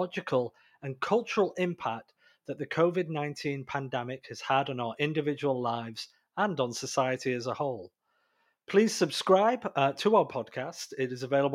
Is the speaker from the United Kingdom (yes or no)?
yes; United Kingdom; moved away; I'm British originally